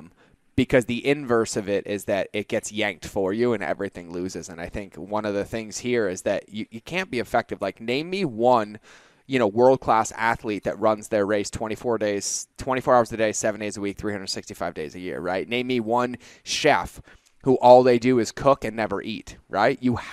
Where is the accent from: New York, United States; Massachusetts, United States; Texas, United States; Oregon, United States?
Massachusetts, United States; Boston; also born or lived in South Carolina / California / North Carolina / Hawaii; I grew up in Boston, right? So like I can go hoopak the cod, like it's all there. But when I joined the military, I left Boston and went to South Carolina.